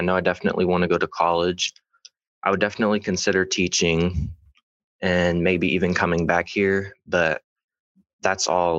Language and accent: English; Welch, West Virginia, United States; also born or lived in Ohio; I was born in Ohio, and I moved down here when I was 5. Moved to Welch. Actually, I love living in Welch because it gives you that small town feel that you don't always get everywhere else.